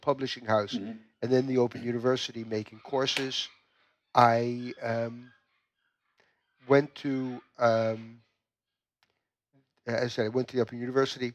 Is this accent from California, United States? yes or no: no; New York, United States; moved away as an adult; I was born in the United States, in New York, and in New York, I went to two different universities